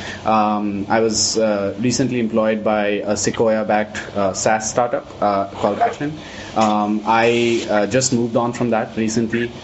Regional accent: Delhi, India; moved away as an adult; also born or lived in United States; I was obviously born and brought up in Delhi, in India

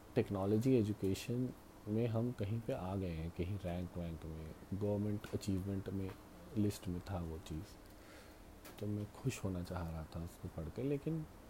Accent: Rewa Satna, Madhya Pradesh, India; रीवा सतना के लोग सुनने लग जाएं जहाँ से मैं आता हूँ

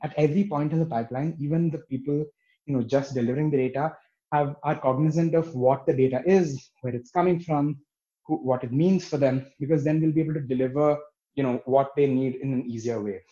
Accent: Bangalore, Karnataka, India; moved away as an adult; now in Berlin, Germany; I grew up in Bangalore

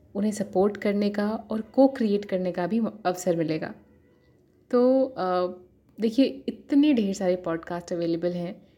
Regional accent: Purvanchal, India; मैं पूर्वांचल से हूँ

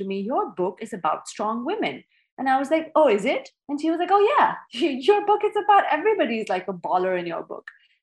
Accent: Pakistan; I'm a Pakistani author

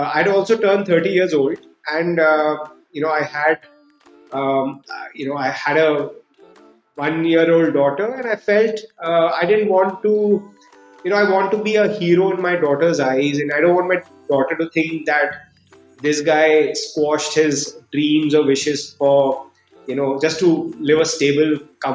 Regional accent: Delhi, India; also born or lived in United States; I grew up in Delhi, did my schooling in Delhi

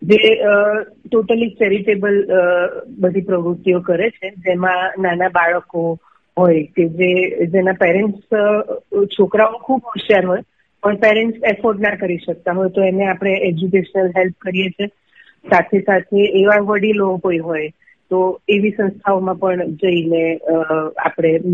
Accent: Ahmedabad, Gujarat, India; હું અમદાવાદથી છું અને નાગર છું

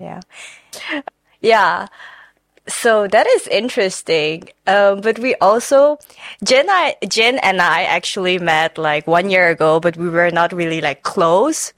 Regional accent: Suriname; now in Netherlands; I am not from China. I am from Suriname. I grew up there and I moved here four years ago.

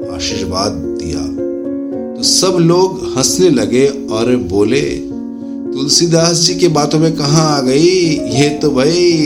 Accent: India; हम भारत से हैं

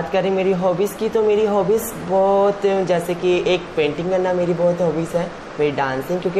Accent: Himachal Pradesh, India; मैं हिमाचल से बिलोंग करती हूँ

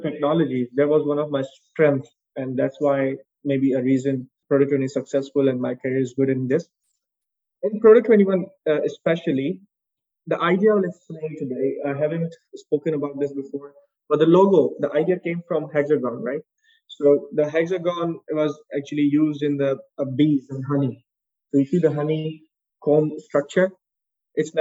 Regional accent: Pakistan; moved away as an adult; also born or lived in United States; now in Dubai, United Arab Emirates; in Pakistan, in my home country.

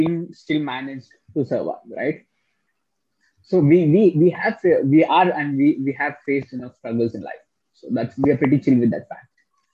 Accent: Hyderabad, Telangana, India; I'm from Hyderabad.

